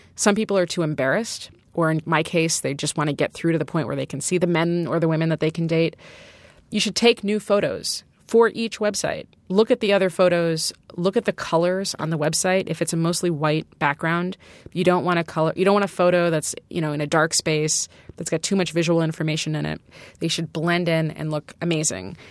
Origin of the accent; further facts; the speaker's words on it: Chicago, Illinois, United States; I'm from originally from Chicago